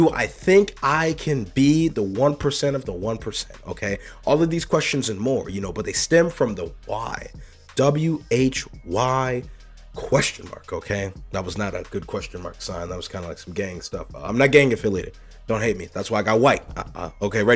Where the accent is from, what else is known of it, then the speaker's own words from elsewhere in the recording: United States; I'm an American